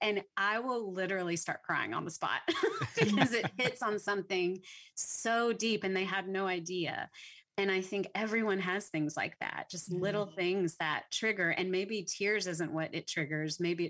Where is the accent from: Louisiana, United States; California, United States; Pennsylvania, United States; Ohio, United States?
Louisiana, United States; because I'm from Louisiana, so I didn't even grow up in Texas.